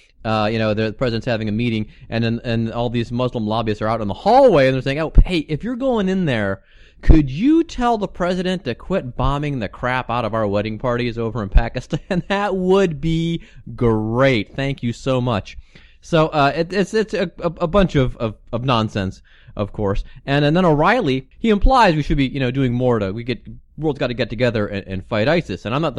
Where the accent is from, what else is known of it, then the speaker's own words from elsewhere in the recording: Cleveland suburbs, Ohio, United States; moved away; also born or lived in Central Florida; we grew up in neighboring suburbs from each other, right next door to each other there.